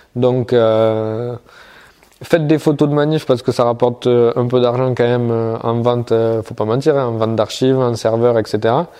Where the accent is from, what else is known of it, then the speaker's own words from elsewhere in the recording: the South, southern France, France; moved away; je viens du Sud, à la base